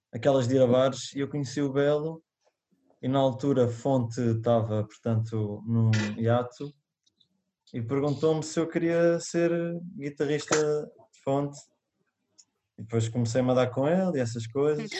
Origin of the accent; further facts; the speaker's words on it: Portalegre, Alentejo, Portugal; moved away as an adult; also born or lived in Lisbon; now in Linda-a-Velha, Portugal; eu sou de Porto Alegre, do Alto Alentejo